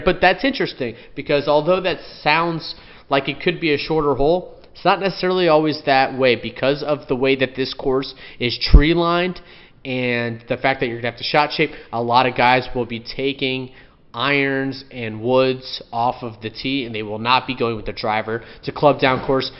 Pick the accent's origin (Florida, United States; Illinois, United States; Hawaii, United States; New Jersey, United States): Florida, United States; I'm from Florida, born and raised my whole life.